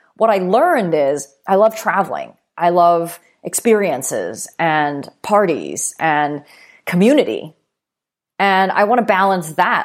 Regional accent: Vancouver, British Columbia, Canada; moved away as an adult; also born or lived in New York; when I moved to New York from Vancouver, uh, where I'm originally from

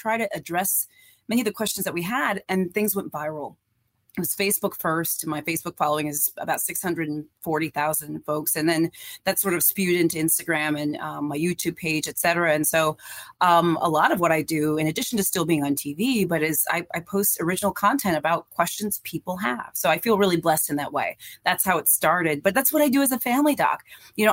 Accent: Iowa, United States; I was born and raised in Iowa

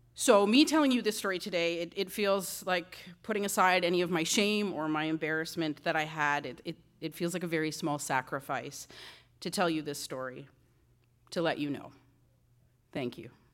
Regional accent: Six Nations, Ontario, Canada; moved away; growing up on Six Nations

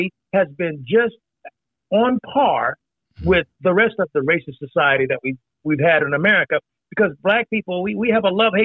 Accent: Indiana, United States; moved away; also born or lived in Meridian, Mississippi; growing up in Indiana, partially in Indiana

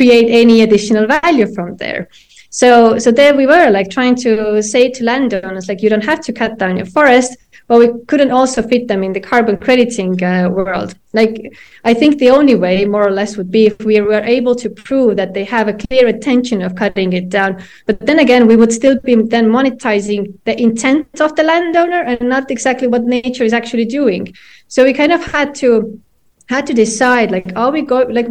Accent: Estonia; me and my co-founder, we come from Estonia

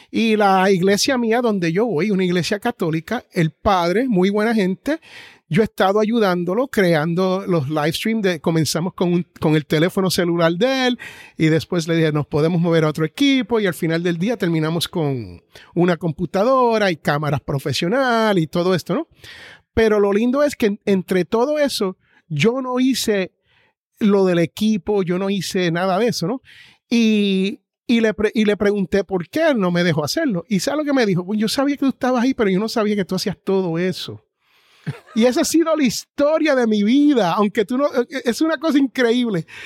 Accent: Jersey City, New Jersey, United States; Bueno, yo soy nacido en Jersey City, New Jersey.

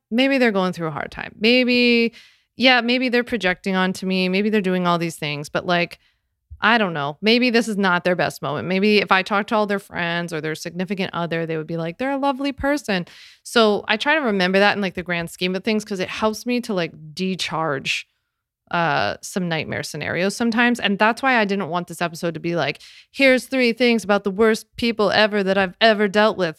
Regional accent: Philadelphia area, New Jersey, United States; I'm from Jersey, Philly area. So, we say down the shore when we go to the beach.

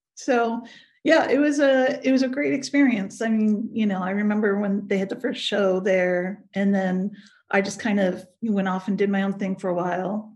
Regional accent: Pleasanton, California, United States; I grew up in Pleasanton, uh, California, uh, which is outside of the Bay Area

